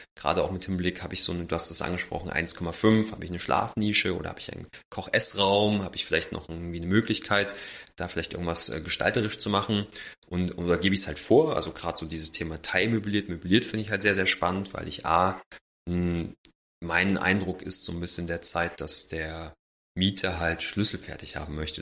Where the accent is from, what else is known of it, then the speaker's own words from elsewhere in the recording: Jena, Thuringia, Germany; moved away; ich komme ursprünglich aus Jena, äh, bei meinen Eltern